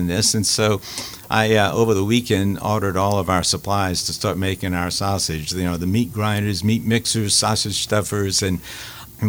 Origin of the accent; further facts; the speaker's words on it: Opelousas, Louisiana, United States; moved away as an adult; also born or lived in Seattle; now in Lafayette, United States; I'm from Opelousas